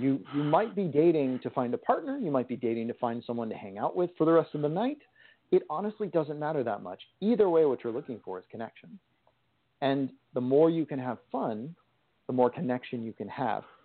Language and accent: English; California, United States; I am from California